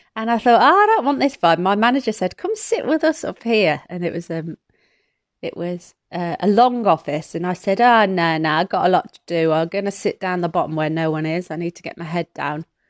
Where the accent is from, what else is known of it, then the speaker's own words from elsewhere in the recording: Midlands, United Kingdom; I'm from the Midlands.